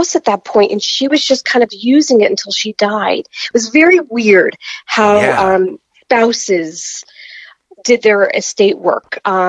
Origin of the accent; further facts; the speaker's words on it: New York, United States; No, I'm from New York, New Jersey area.